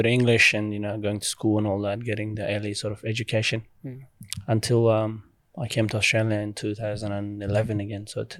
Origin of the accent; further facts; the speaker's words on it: Pakistan; obviously growing up in Pakistan and the family, you know, as undocumented refugees, I guess, because you just cross the border and you're just running for your life.